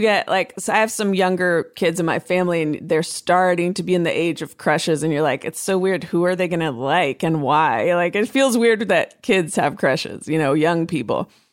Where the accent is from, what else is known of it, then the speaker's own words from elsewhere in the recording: Oakland, California, United States; I'm from Oakland, I'm from the Bay Area